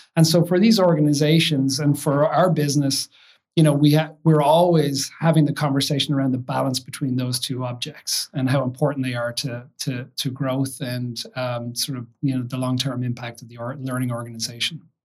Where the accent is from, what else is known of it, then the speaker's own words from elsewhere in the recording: Kill, Leinster, Ireland; moved away as an adult; now in United States; I've been in the United States about 25 years now, but grew up in, in Ireland, in a little a village outside of Dublin called Kill in County Kildare